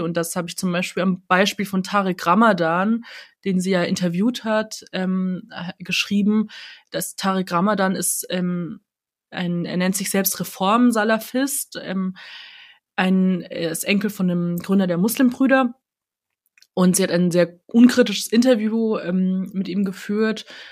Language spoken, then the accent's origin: German; countryside near Munich, Bavaria, Germany; ich bin in München geboren, aber ich bin äh, auf dem Land aufgewachsen